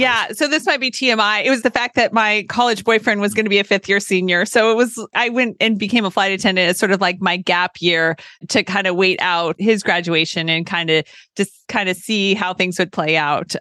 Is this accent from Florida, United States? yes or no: no; California, United States; moved away as an adult; also born or lived in Tennessee; I was a California girl who went to college at Vanderbilt during a time many moons ago when no one was going from California